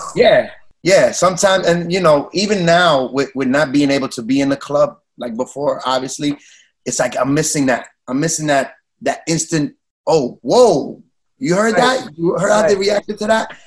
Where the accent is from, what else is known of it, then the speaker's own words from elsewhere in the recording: New York City, New York, United States; growing up in New York City, and, and Latino, we all had um house parties